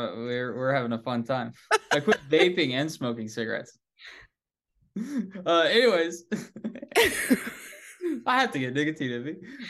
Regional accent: Nebraska, United States; he was a very nice guy in our town, in the small town of that I grew up in Nebraska.

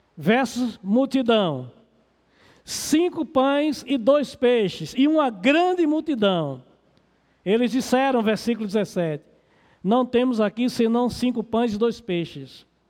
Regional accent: Pernambuco, Brazil; moved away as an adult; also born or lived in Recife / Piauí; now in Novo Gama, Brazil; quando eu saí lá do meu estado, Pernambuco, para ir trabalhar no campo missionário do Piauí

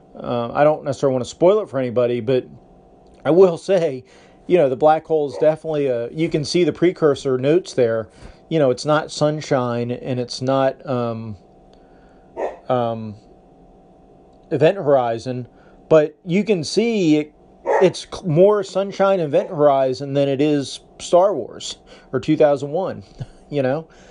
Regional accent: United States; I'm an American

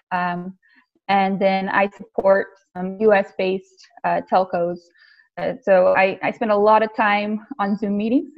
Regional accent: the South, United States; I come from the South too

